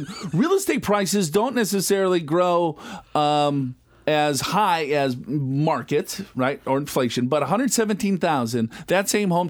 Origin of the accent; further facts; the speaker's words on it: Minnesota, United States; moved away; So I'm from Minnesota.